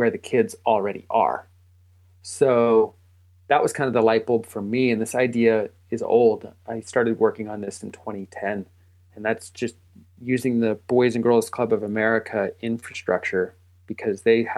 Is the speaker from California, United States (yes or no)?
yes; Northern California, United States; I'm building a ground-up climbing gym in my hometown